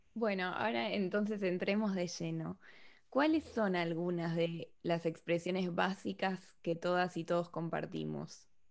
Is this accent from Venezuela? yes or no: no; Argentina; accent: Argentine; now in Spain